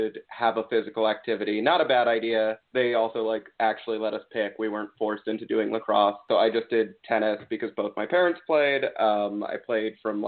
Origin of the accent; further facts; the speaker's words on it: Potomac, Maryland, United States; also born or lived in New York; I grew up, like, born and raised in Potomac, Maryland